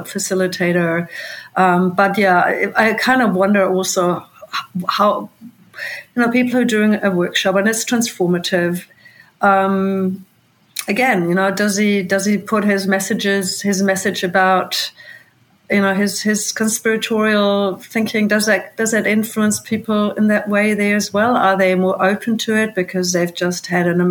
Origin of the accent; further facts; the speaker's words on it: Germany; now in New Zealand; That's my home country